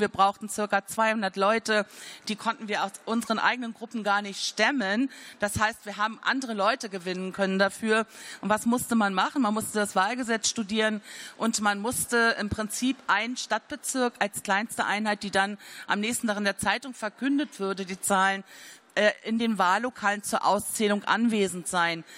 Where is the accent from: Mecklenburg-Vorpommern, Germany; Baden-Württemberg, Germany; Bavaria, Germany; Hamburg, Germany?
Mecklenburg-Vorpommern, Germany; Rügen; Ich bin 1962 auf der Insel Rügen geboren